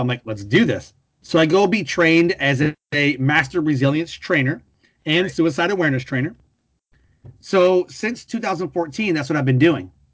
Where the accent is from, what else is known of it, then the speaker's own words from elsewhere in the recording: Detroit, Michigan, United States; moved away; also born or lived in North Carolina; I grew up in Detroit around cars.